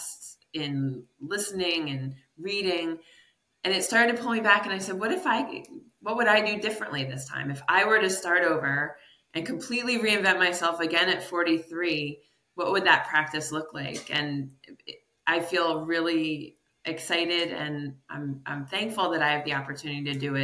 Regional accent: New York, United States; moved away as an adult; now in Connecticut, United States; I'm from New York State

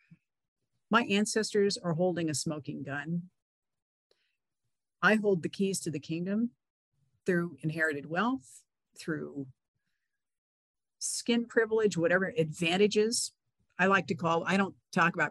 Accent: California, United States; I grew up in California

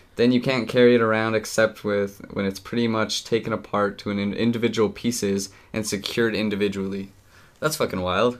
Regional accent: Utah, United States; we're we're from Utah.

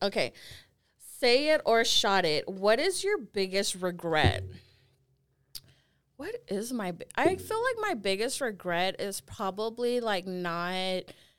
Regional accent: Pleasant Grove, United States; I'm from Pleasant Grove. It's ghetto out there, okay?

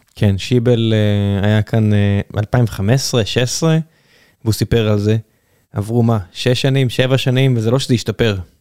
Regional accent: Israel; זה אוכל שאני אוהב וגדלתי פה עליו, כי נולדתי פה

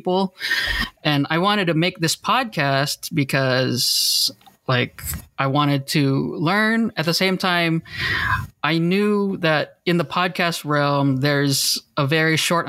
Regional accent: Orange, California, United States; I'm from Orange, California

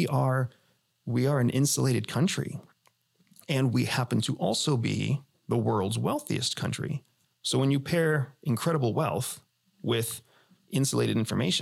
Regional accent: United States; I am an American veteran. I'm an American former CIA officer. We are as red, white, and blue apple pie and hot dogs as it gets, right? And we grew up in a country

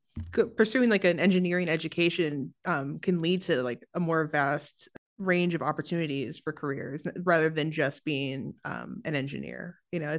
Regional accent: Seattle, Washington, United States; I'm also from Seattle

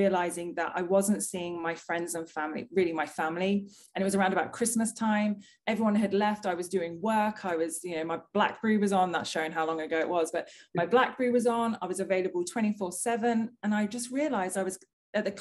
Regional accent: United Kingdom; moved away as an adult; also born or lived in London; now in Australia; I am a Brit in Australia.

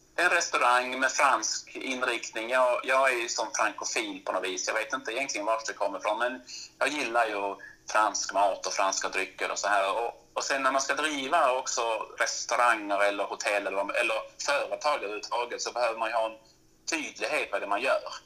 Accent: Malmö, Skåne, Sweden; also born or lived in Norrland; now in Tärnaby, Sweden; jag är född och uppvuxen i Malmö, flyttat norrut ganska så snabbt egentligen

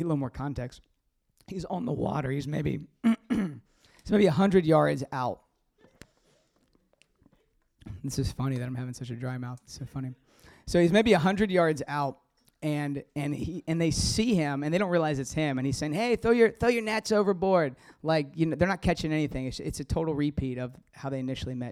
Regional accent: the South, United States; I'm from the South.

